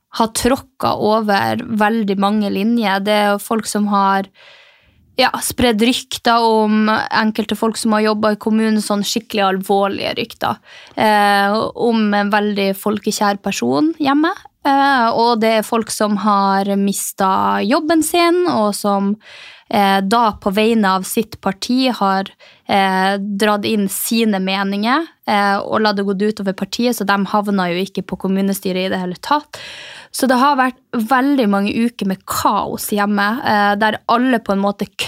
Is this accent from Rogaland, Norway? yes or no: no; Mehamn, Finnmark, Norway; born or raised there; now in Oslo, Norway